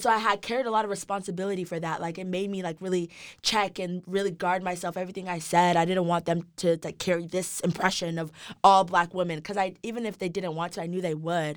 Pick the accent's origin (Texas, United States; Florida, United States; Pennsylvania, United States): Texas, United States; Dallas; also born or lived in Nigeria; now in Austin, United States; I was born in Nigeria. I came to the States when I was About three, I grew up in Dallas, Texas.